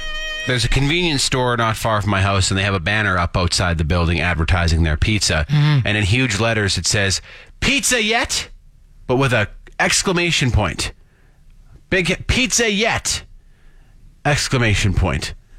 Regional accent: Saskatchewan, Canada; accent: Canadian; dirty Sasky; I definitely have a Canadian accent.

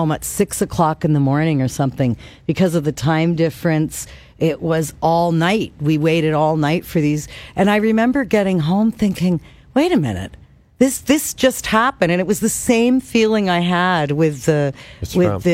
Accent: Kitchener, Ontario, Canada; moved away; I was in my hometown

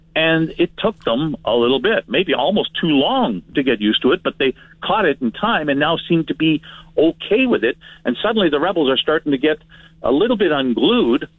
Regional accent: Winnipeg, Manitoba, Canada; now in Saskatoon, Canada; I'm from Winnipeg, so I know what my hometown is like

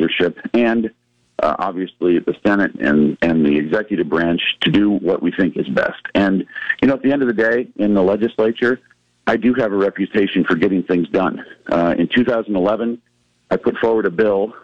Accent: Norfolk, Nebraska, United States; also born or lived in Lincoln, Nebraska; my hometown of Norfolk.

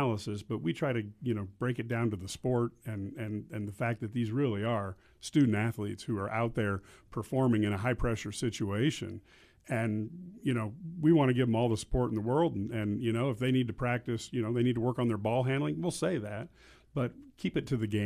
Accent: Mahomet, Illinois, United States; grew up at Mahomet.

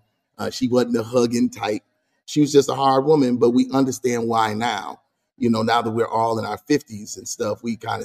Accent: Grand Rapids, Michigan, United States; Born and raised there

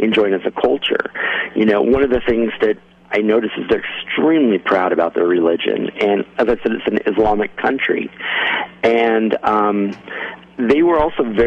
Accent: United States; also born or lived in Mexico; I was their first representation of an American

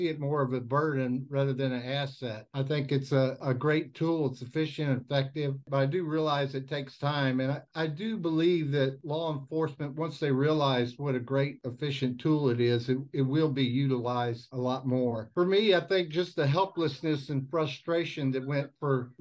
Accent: Houston, Texas, United States; I'm as well from Houston, Texas

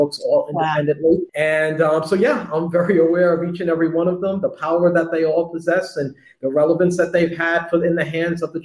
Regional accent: New York City, New York, United States; I'm a kid from the Bronx who grew up on hip hop

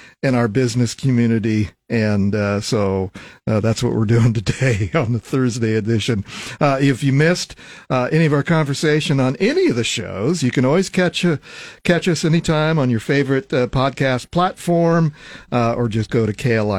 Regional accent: Lincoln, Nebraska, United States; also born or lived in Ogallala, Nebraska; I grew up in and around Lincoln, but my family moved out to Ogallala, western Nebraska, my middle school and high school years.

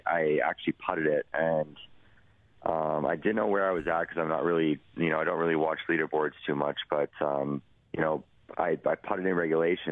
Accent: Edmonton, Alberta, Canada; my hometown

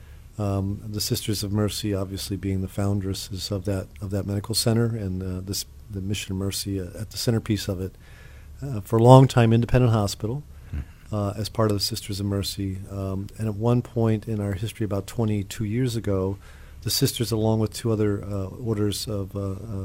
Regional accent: West Virginia, United States; moved away as an adult; also born or lived in Connecticut / Springfield, Illinois; now in Des Moines, United States; Originally from West Virginia, spent several years in graduate school, came back to West Virginia for 16 years in my hometown hospital

